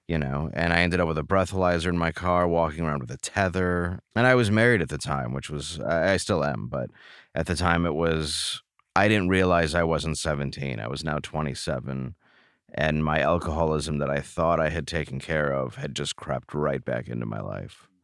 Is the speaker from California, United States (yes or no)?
no; Grosse Pointe Woods, Michigan, United States; also born or lived in Detroit, Michigan; I grew up in, uh, Grosse Pointe Woods, Michigan. I was born in Detroit.